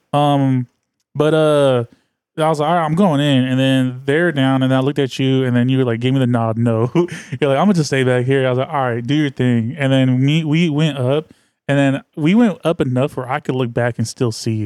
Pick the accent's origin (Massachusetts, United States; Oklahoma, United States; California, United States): California, United States; the Bay Area; I'm from the Bay. Like, I'm a Bay, I'm, I'm as Bay as they come